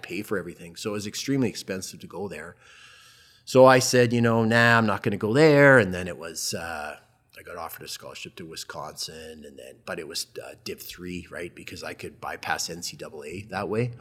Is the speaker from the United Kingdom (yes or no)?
no; Calgary, Alberta, Canada; also born or lived in Edmonton / Southern Ontario; a resident of Calgary from the time I was three years old onward. But fast forward, went to, went to high school at Queenie